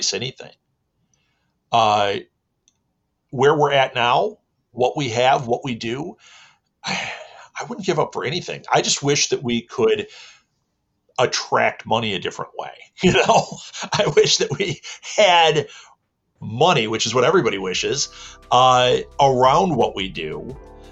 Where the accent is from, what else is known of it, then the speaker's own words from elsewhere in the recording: Midwest, United States; I am from the Midwest in America.